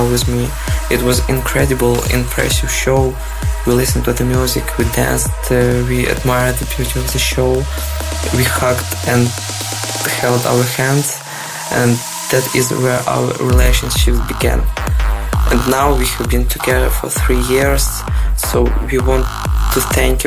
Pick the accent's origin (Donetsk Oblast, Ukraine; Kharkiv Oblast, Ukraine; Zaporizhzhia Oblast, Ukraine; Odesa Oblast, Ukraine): Odesa Oblast, Ukraine; Odesa; I'm from Odessa, Ukraine